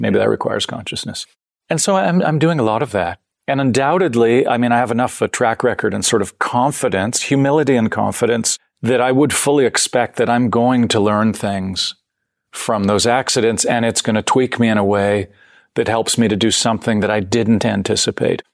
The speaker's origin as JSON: {"language": "English", "country": "Canada", "tie": "born or raised there", "also_born_or_lived": "San Francisco, United States", "said": "I'm, I'm born in San Francisco. I grew up in Canada, so I have both sides"}